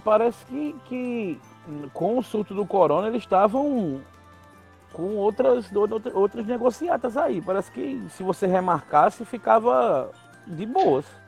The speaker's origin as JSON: {"language": "Portuguese", "town": "João Pessoa", "region": "Paraíba", "country": "Brazil", "said": "Eu sou de João Pessoa"}